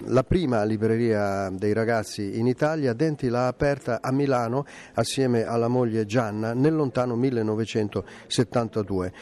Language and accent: Italian; Sweden; moved away as an adult; now in Italy